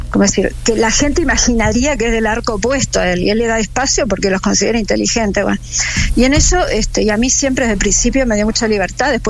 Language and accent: Spanish; Argentina; como argentina